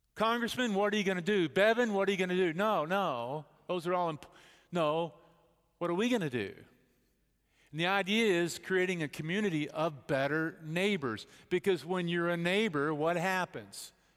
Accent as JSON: {"language": "English", "town": "Bedford", "region": "Texas", "country": "United States", "tie": "born or raised there", "said": "I grew up in Bedford, Texas, the cultural hotspot of the universe"}